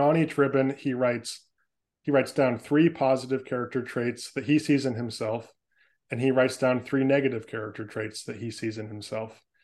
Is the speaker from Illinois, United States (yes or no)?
no; San Francisco Bay Area, California, United States; moved away as an adult; now in Portland, United States; I was born and raised in the San Francisco Bay Area in California. I spent the first 25 years of my life there